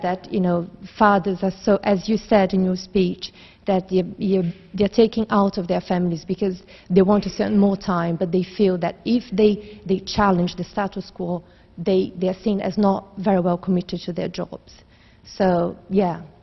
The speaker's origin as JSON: {"language": "English", "country": "Brazil", "moved": "yes", "lives_now": "London, United Kingdom", "said": "I lived in London for now for 10 years, but I'm originally from Brazil"}